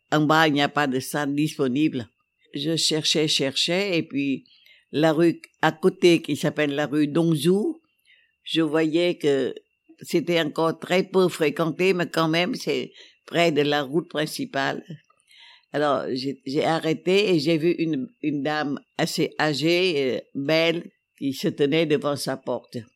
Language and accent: French; Hanoi, Vietnam; Je dis oui, je suis venu de Hanoï, mais je suis pas communiste. Je travaillais avant à la télévision du Vietnam.